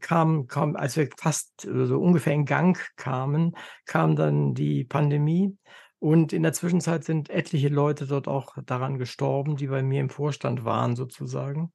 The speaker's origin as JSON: {"language": "German", "country": "Germany", "said": "für uns als Deutsche"}